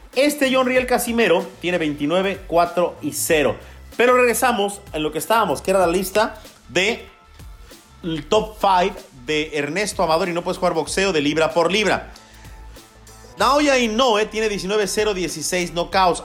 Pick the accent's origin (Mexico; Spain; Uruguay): Mexico; soy mexicano